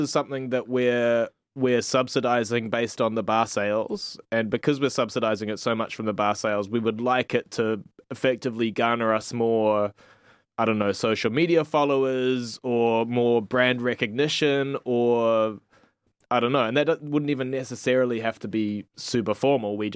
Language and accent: English; Australia; I'm from I come from Australia, although a lot of people think that I have a New Zealand accent.